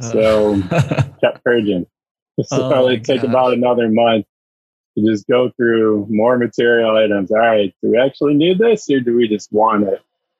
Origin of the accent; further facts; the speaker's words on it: Chicago, Illinois, United States; moved away as an adult; also born or lived in San Diego / Palm Springs; I am originally from Chicago, moved out to San Diego about 5.5 years ago.